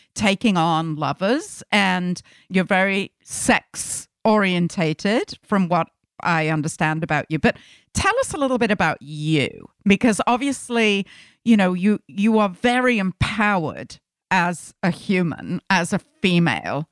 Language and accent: English; United Kingdom; we're both British girls